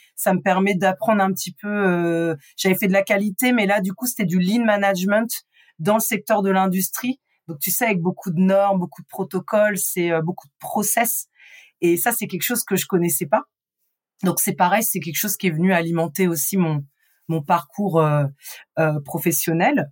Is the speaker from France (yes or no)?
yes; Rouen, Normandy, France; J'ai grandi euh, en Normandie, donc dans l'agglomération rouennaise. Je suis une vraie rouennaise